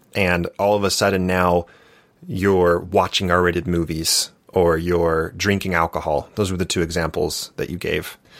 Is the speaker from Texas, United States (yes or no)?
no; Santa Barbara, California, United States; moved away as an adult; now in Utah, United States; I grew up in Santa Barbara, California